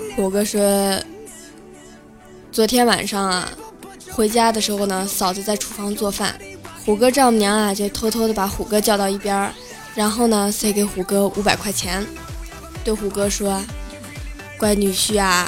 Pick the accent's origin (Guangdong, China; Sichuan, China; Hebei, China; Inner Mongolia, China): Inner Mongolia, China; moved away; 我的老家是内蒙古的